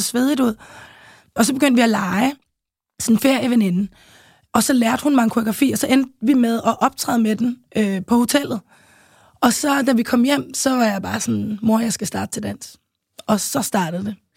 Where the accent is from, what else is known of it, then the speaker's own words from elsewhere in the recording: Copenhagen, Capital Region of Denmark, Denmark; also born or lived in St. Croix; jeg voksede op i København K, øh, nærmest lige på Kongens Nytorv